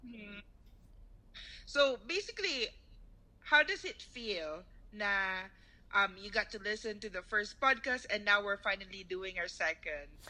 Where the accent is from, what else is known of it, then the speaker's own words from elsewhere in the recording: Davao City, Davao Region, Philippines; moved away; also born or lived in Dumaguete City; We're both from Davao